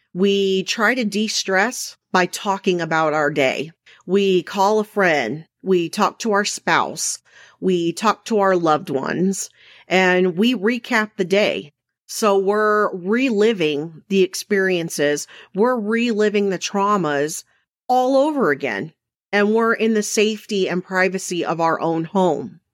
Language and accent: English; Mesa, Arizona, United States; I was raised in Mesa, Arizona